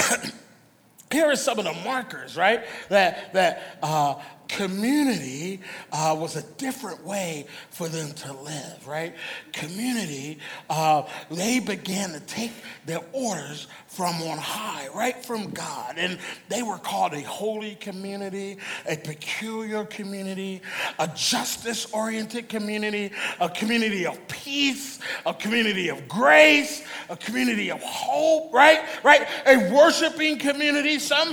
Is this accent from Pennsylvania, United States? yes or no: yes; Philadelphia, Pennsylvania, United States; back in the neighborhood where I grew up in Philly